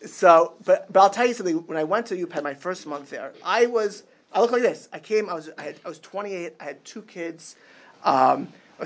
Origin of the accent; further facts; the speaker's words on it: Miami Beach, Florida, United States; moved away as an adult; also born or lived in Queens, New York / Israel / Lakewood, New Jersey; now in Chicago, United States; I grew up in Miami Beach, Florida.